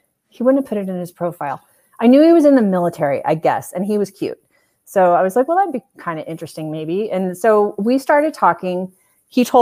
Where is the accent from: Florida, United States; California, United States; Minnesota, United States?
California, United States; moved away as an adult; I was from California